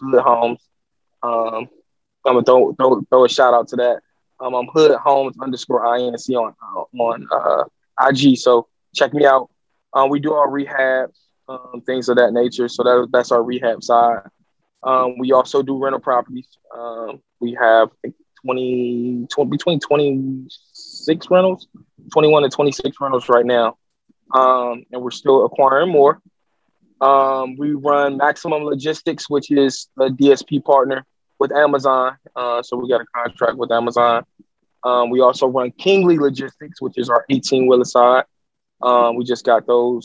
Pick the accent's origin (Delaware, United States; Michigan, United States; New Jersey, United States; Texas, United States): Michigan, United States; Detroit; I'm from Detroit